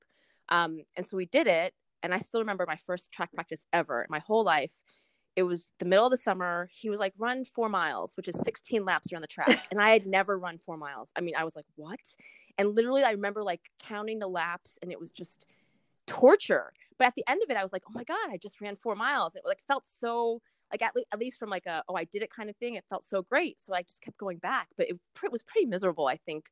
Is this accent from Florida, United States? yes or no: no; New Jersey, United States; moved away as an adult; also born or lived in Boston / Baltimore; now in California, United States; We're both from Jersey